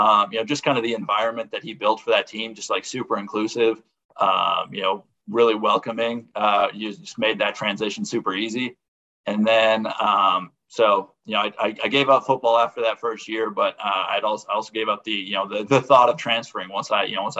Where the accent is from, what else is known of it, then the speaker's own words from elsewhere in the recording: Minnesota, United States; now in Jamestown, United States; I'm from Minnesota originally, and I was really excited to get back, you know, closer to where I can go hunt with my family.